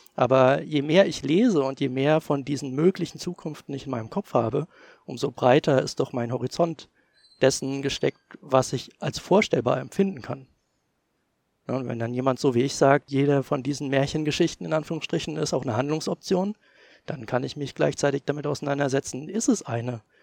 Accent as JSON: {"language": "German", "region": "East Germany", "country": "Germany", "tie": "born or raised there", "said": "ich bin halt noch in der DDR geboren, bin dementsprechend auch DDR sozialisiert, zumindest die Grundsozialisation, die man als kleines Kind erhält"}